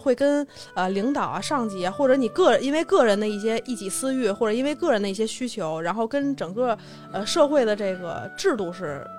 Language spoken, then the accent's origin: Chinese; China; 我们中国人很讲究初一十五